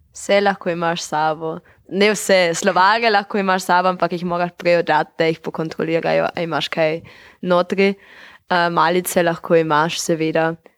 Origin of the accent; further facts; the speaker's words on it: Eberndorf, Carinthia, Austria; prihajam z Dobrele vasi